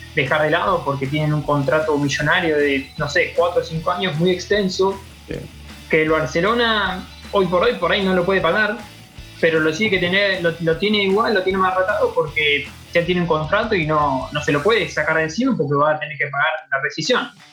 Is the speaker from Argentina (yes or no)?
yes; Argentina; Yo lo veo como argentino